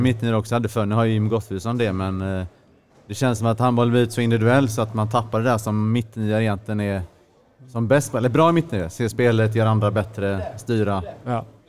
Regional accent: Sweden; som svensk

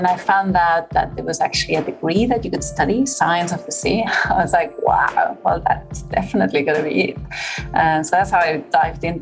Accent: Barcelona, Catalonia, Spain; born or raised there; moved away; also born or lived in Mallorca

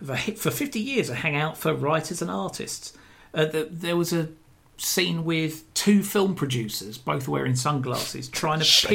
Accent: Brighton, South East England, United Kingdom; growing up in Brighton

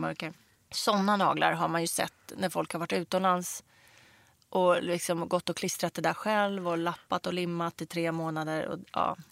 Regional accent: Stockholm, Stockholm County, Sweden; jag kommer liksom från Rinkeby-Kista och hade ingen egentligen ekonomisk backup i det här.

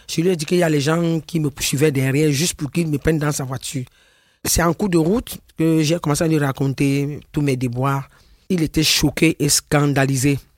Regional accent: Cameroon; moved away as an adult; now in France; Je suis une Camerounaise, née le 2 août 1963.

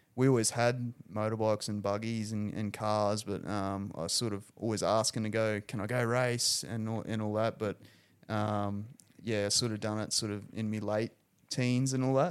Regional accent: Rockhampton, Queensland, Australia; I'm pretty proud to come from Rockhampton

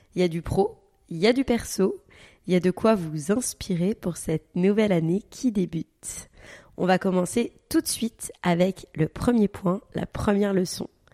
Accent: Paris, Île-de-France, France; also born or lived in Dubai; à la base on vient de Paris

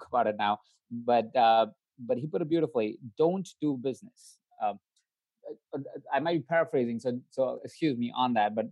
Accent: India; moved away; My background, I come from India. I was born in India. I was born into a family of 22 other people.

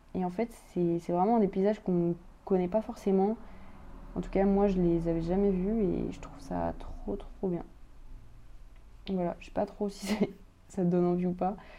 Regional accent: France; chez nous, en France

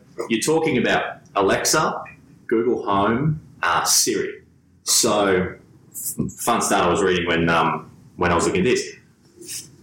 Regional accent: Gold Coast, Queensland, Australia; I'm from the Gold Coast

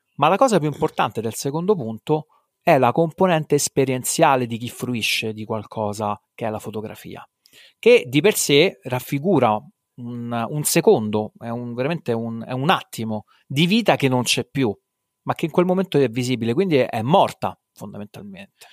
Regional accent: Rome, Lazio, Italy; also born or lived in Abruzzo; vivo a Roma, nato e cresciuto a Roma

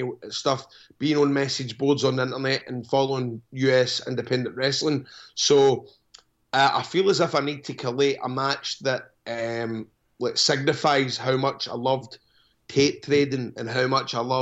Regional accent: Scotland, United Kingdom; I'm the first Scottish guy

